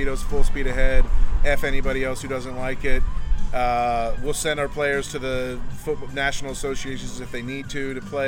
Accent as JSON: {"language": "English", "region": "Utah", "country": "United States", "tie": "born or raised there", "also_born_or_lived": "Texas", "moved": "yes", "said": "I'm from Utah. I grew up in Utah, so and then moved to Texas."}